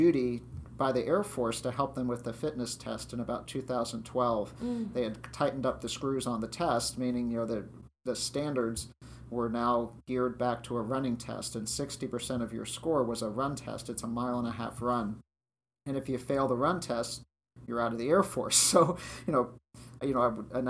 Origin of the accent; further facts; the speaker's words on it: Maryland, United States; moved away as an adult; also born or lived in Colorado; now in West Virginia, United States; I was raised in Maryland